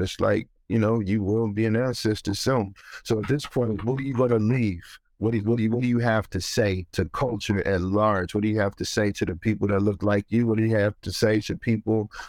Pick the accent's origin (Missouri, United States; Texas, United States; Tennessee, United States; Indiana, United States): Missouri, United States; Ferguson; moved away; also born or lived in New York; growing up in Ferguson